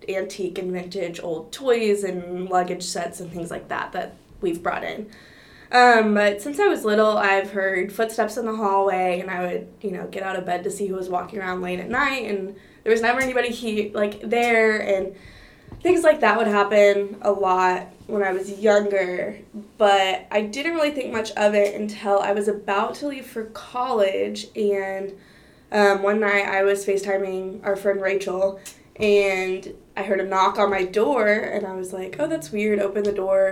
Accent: Fort Worth, Texas, United States; I'm originally from Fort Worth

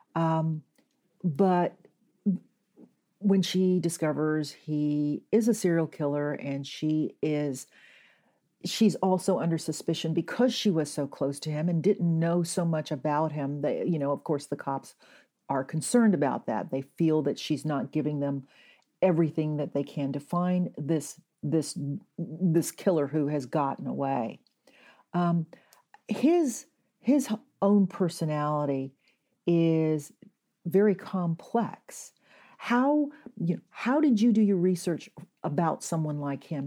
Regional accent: Kennesaw, Georgia, United States; now in Sausalito, United States; I grew up in Kennesaw, Georgia

